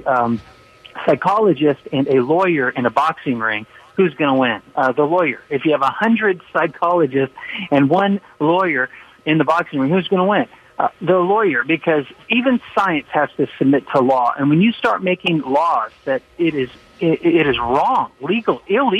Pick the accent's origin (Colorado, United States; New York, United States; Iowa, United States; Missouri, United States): Colorado, United States; Littleton; I'm from Littleton